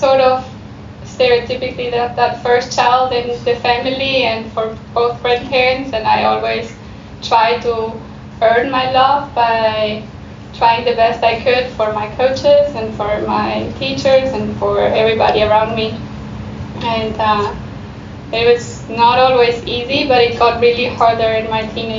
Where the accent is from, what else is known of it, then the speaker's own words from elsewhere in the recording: Argentina; moved away; also born or lived in Germany; I was born in Europe, in Germany, but then I grew up in Argentina, and we traveled a lot back and forth as children